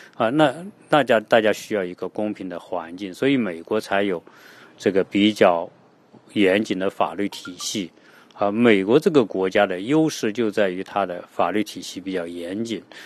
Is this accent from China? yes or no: yes; China; 包括给我们中国人的印象